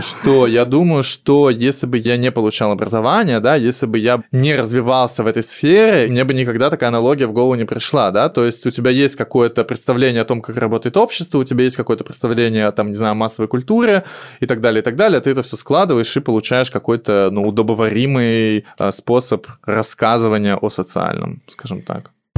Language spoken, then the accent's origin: Russian; Moscow, Russia; я москвич